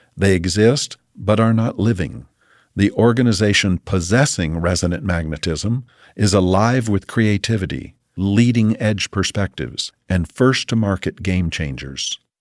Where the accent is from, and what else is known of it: United States